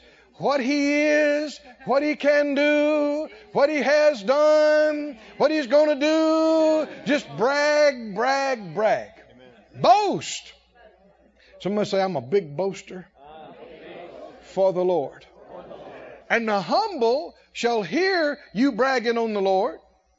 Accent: the South, United States; I know we grew up in the South. And we grew our own vegetables and lived on the farm.

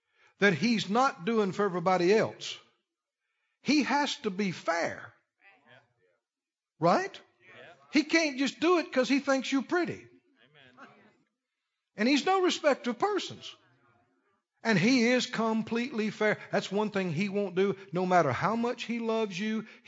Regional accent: Mississippi, United States; we're from the South, just next door, Mississippi

